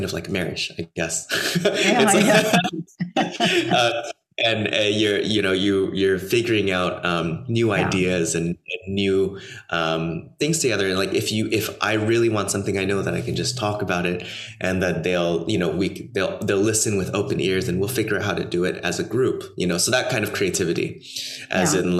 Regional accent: Los Angeles, California, United States; also born or lived in New York / Miami / Germany / Austria; now in Paris, France; I grew up in Los Angeles, right outside of Los Angeles

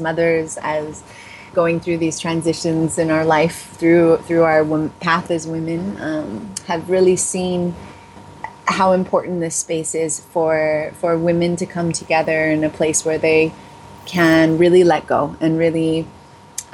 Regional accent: Los Angeles, California, United States; growing up in the Los Angeles area

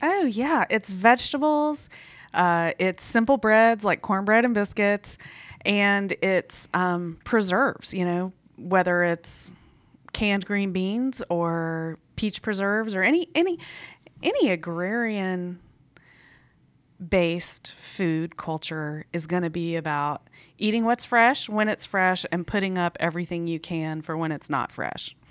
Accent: Atlanta, Georgia, United States; I grew up on the South Side. I grew up mostly in College Park, so not very far from where we are right now

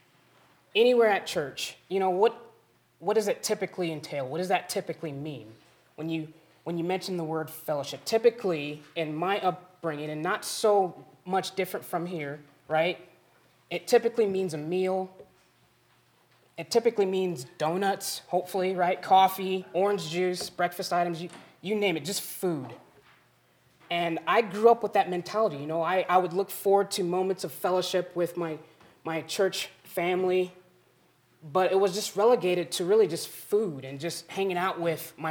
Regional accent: Springfield, Missouri, United States; now in Custer, United States; I come from Springfield, Missouri

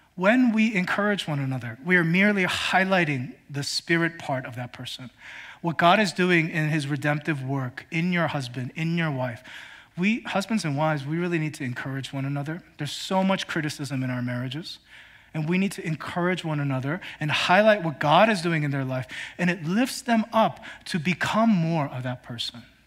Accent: Philadelphia, Pennsylvania, United States; moved away; I have a group of friends that I grew up with back in Philly

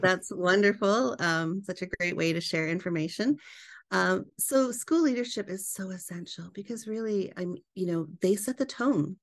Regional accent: British Columbia, Canada; moved away as an adult; now in United States; born and raised in Canada. I'm a Canadian transplant. I live here in the U S now.

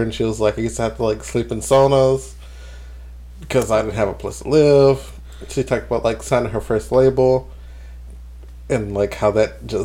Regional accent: New Jersey, United States; I'm, I'm, I'm a girl from Jersey. You gonna get me? I'm loud.

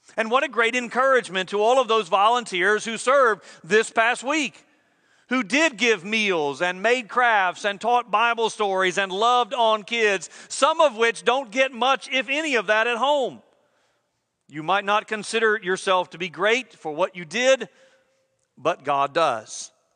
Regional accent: United States; We expect service in our country and good service at that.

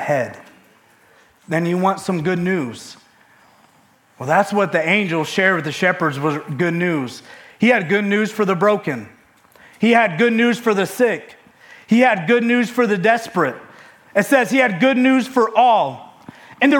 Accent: Michigan, United States; now in West Virginia, United States; I'm from Michigan

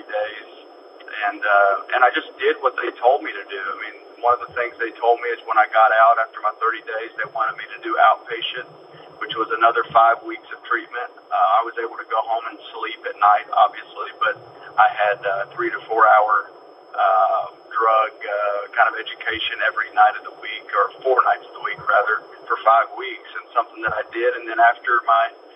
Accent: Dayton, Ohio, United States; I grew up in Dayton, Ohio

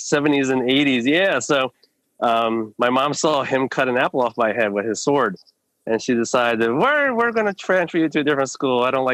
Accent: New Jersey, United States; also born or lived in New York City, United States; now in Landisville, United States; Moved out here 1995. From New Jersey, actually a couple miles from Master Malaphite. I grew up in New York City for a while, then we moved out to New Jersey.

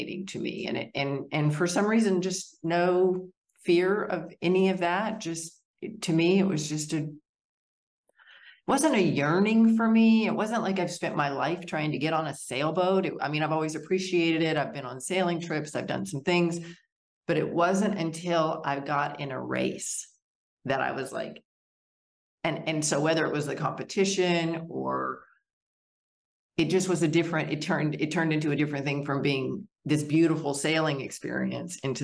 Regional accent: Wyoming, United States; moved away; also born or lived in Arkansas; my father's business moved us to Wyoming

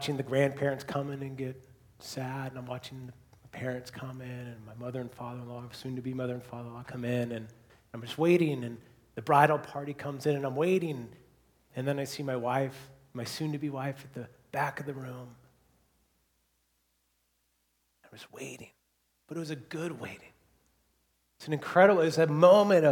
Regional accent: Seattle, Washington, United States; now in Bellingham, United States; I grew up in Seattle, came to Western, graduated, got a degree in graphic design, and then moved back to Seattle

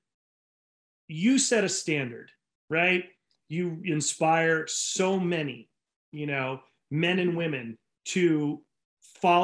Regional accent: Rhode Island, United States; now in California, United States; growing up in Rhode Island

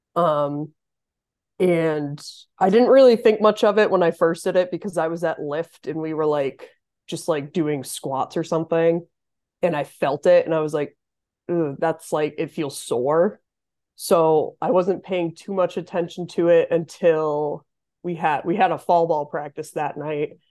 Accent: Massachusetts, United States; moved away as an adult; now in Potsdam, United States; I'm originally from Massachusetts. Um, I grew up in a really tiny town about an hour west of Boston

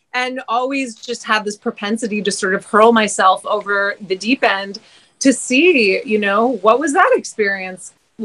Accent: Montreal, Quebec, Canada; moved away as an adult; also born or lived in British Columbia; now in Hawaii, United States; I was born and raised in Montreal

